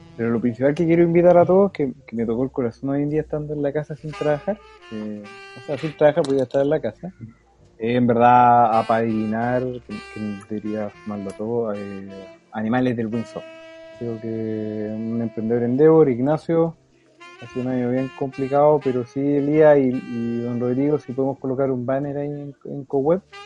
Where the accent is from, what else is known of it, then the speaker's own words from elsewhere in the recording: Chuquicamate, Antofagasta, Chile; yo era de Chucky